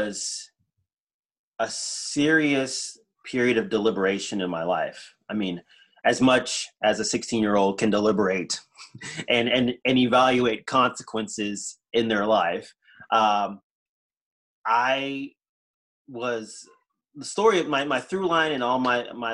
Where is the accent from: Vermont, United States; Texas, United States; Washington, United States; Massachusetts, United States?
Texas, United States; Houston; we moved from East Texas, where I was born, to Houston